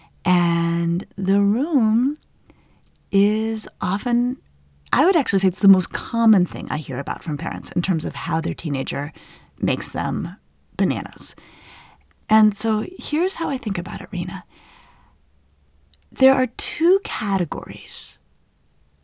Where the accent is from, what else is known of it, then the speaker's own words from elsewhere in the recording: Colorado, United States; I grew up in Colorado in the Southwest.